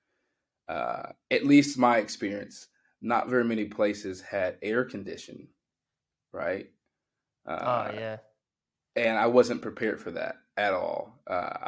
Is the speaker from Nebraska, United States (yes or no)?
no; Liberty, Missouri, United States; moved away as an adult; now in Mount Vernon, United States; it was this smaller town, now big. It's much bigger now, Liberty, Missouri